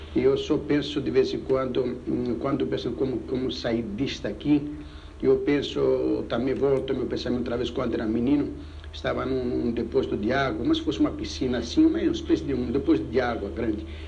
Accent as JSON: {"language": "Portuguese", "town": "Rhodes", "region": "South Aegean", "country": "Greece", "tie": "born or raised there", "moved": "yes", "lives_now": "Brazil", "said": "lá em Rhodes, a única coisa que eu fiz, que eu me lembro de comércio, era vender pepinos"}